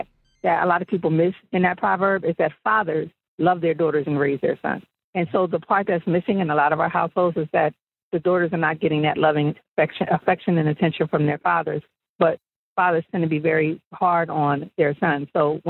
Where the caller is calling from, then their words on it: Philadelphia, Pennsylvania, United States; I'm calling in from Philly.